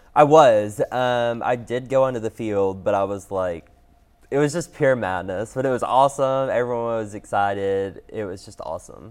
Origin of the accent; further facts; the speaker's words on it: Knoxville, Tennessee, United States; I'm born and raised in Knoxville